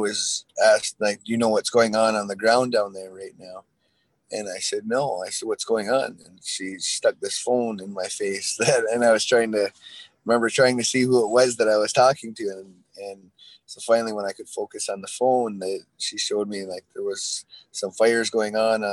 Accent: Six Nations of the Grand River, Ontario, Canada; We're Haudenosaunee people from Six Nations

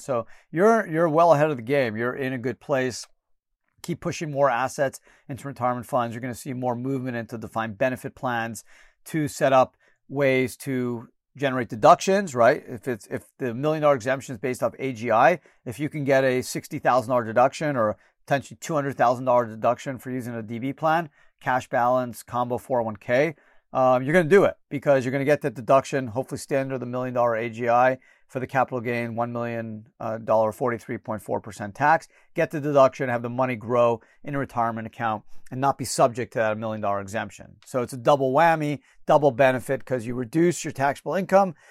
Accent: Canada; moved away; I was born in Canada

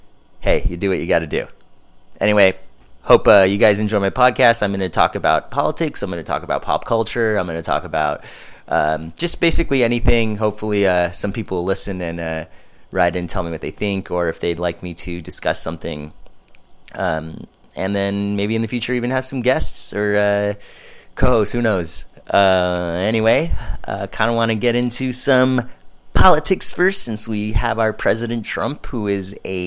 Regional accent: Los Angeles, California, United States; now in Orange County, United States; I'm from Southern California. Grew up here in the LA area.

